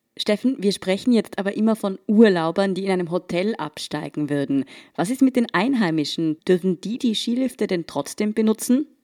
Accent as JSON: {"language": "German", "region": "Tyrol", "country": "Austria", "said": "Ich komme ja selbst aus Tirol"}